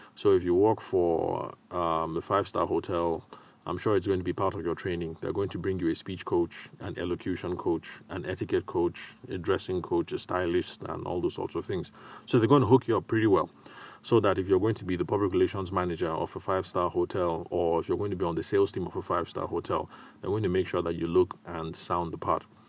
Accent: Nigeria; accent: Nigerian; my accent didn't betray that, um, I'm a Nigerian guy

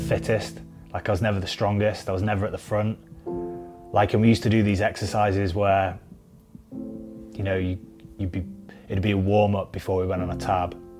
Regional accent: Preston, North West England, United Kingdom; I come from Preston

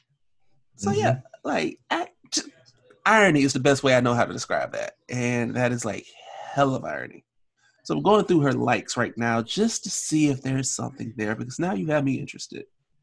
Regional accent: Alabama, United States; I grew up in Alabama.

